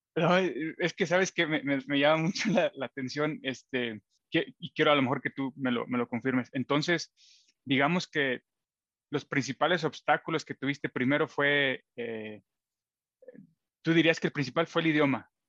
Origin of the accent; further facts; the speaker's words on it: Matehuala, San Luis Potosí, Mexico; la ciudad eh, donde yo nací y crecí, y él también, en Matehuala, San Luis Potosí